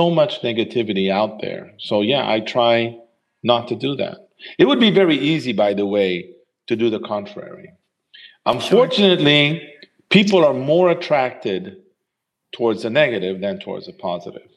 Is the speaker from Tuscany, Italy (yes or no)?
no; Rome, Lazio, Italy; in Rome, in the house we grew up in Rome